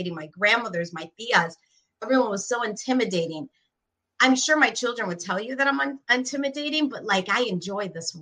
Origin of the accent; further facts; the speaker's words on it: Gary, Indiana, United States; also born or lived in Tampa, Florida; I'm very proud to be from the 219. You know, I've shared before, I was born in Gary, Indiana, to two incredible Puerto Rican parents